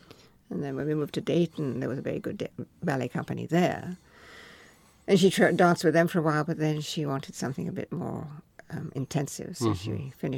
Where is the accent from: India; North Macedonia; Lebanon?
India; now in United States; the mimosa trees looked like the trees that I grew up with in India.